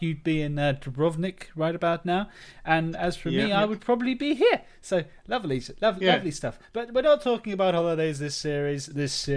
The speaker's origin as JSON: {"language": "English", "country": "United Kingdom", "said": "I'm British"}